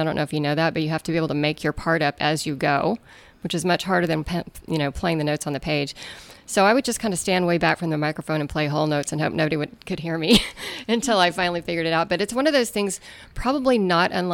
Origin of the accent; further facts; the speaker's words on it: Amarillo, Texas, United States; So I'm from Amarillo, Texas, which is, according to the U.S. Weather Service, the windiest city in the United States